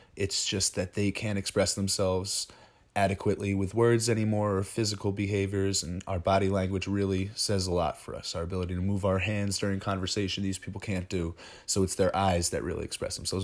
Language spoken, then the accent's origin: English; Ringwood, New Jersey, United States; we come from Ringwood